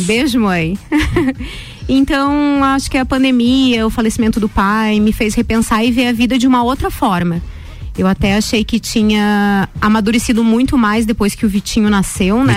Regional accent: Lages, Santa Catarina, Brazil; eu nasci em Lages no dia 8 do 8 de 83

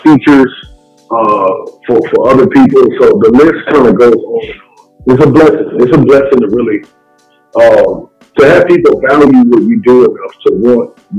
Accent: Riverside, California, United States; I'm from Southern California, Riverside to be exact. I'm a pastor. I have the typical street Southern California story, raised in church

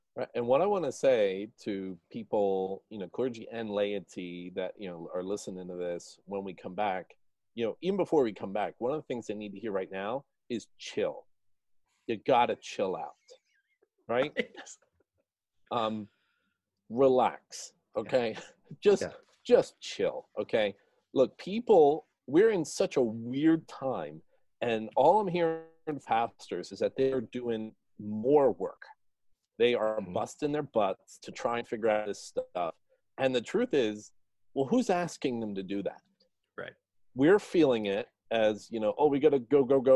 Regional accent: New Jersey, United States; I grew up in New Jersey

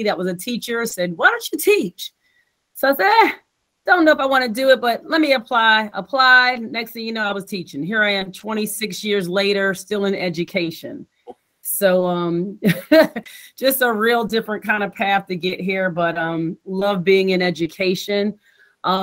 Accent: Virginia Beach, Virginia, United States; also born or lived in College Park, Maryland; I'm from Virginia Beach. I went to school, elementary, junior high school.

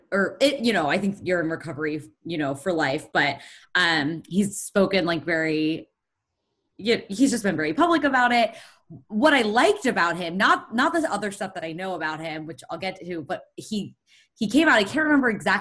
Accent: Philadelphia, Pennsylvania, United States; we're from Philadelphia

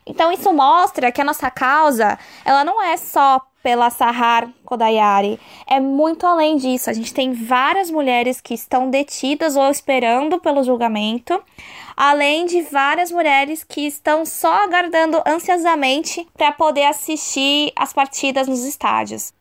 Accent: Brazil; a gente, como brasileiro, que é super. tem o sangue quente

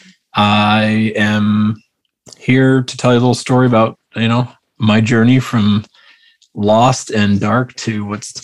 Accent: Vancouver, British Columbia, Canada; Vancouver, British Columbia. So it's West Coast.

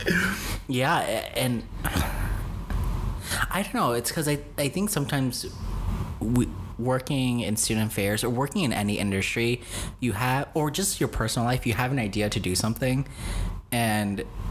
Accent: New York City, New York, United States; moved away; also born or lived in Grand Rapids, Michigan / Dominican Republic (family); growing up in the Bronx, New York

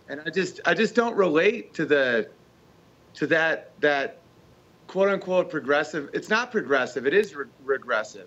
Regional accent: United States; being American

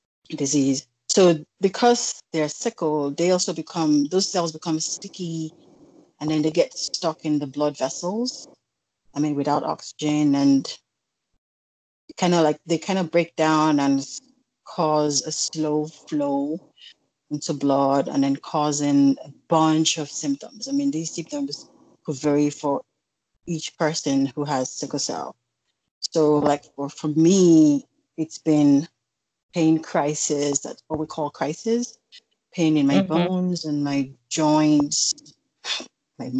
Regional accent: Edo, Nigeria; now in Virginia, United States; I'm also from Edo State, I'm Nigerian.

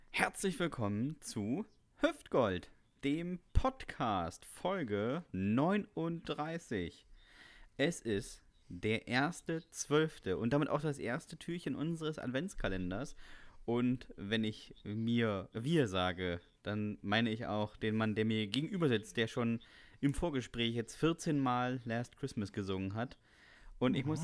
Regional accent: Northern Germany, Germany; Ich bin als Norddeutscher

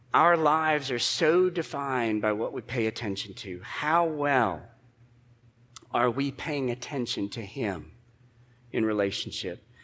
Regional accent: United States

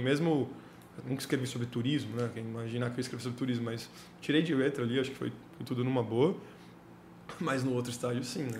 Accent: Santos, São Paulo, Brazil; eu sou de Santos, nascido em Santos. É, morei em Santos até, fazer, até entrar na faculdade

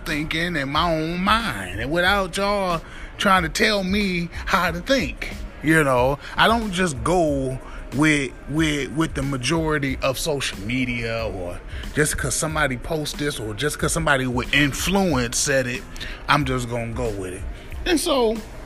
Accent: Midwest, United States; now in New York City, United States; I've been gone from the Midwest for years

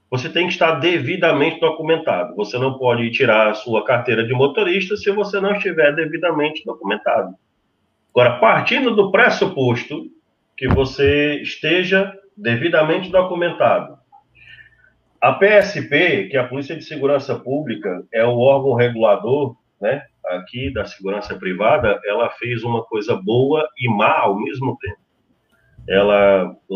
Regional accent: Portugal; now in Brazil; Eu, sendo português, eu como português, eu não sou cidadão brasileiro, eu, sendo português, indo para o Brasil, para eu exercer a profissão de vigilante

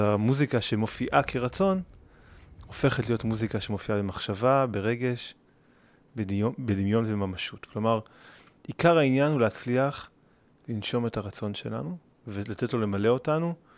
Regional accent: Gimzo, Central District, Israel; יש לי שם בית, שם גדלתי. אני טיפוס מקומי.

